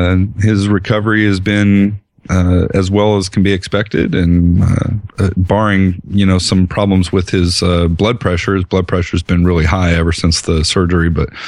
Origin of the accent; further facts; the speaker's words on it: Colorado, United States; I spent a little bit of time growing up in Colorado, and this just doesn't seem that cold to me